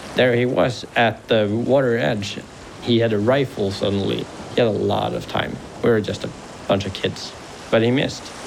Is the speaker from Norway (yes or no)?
yes; Harstad, Troms, Norway; Then we came back to Harstad, so my hometown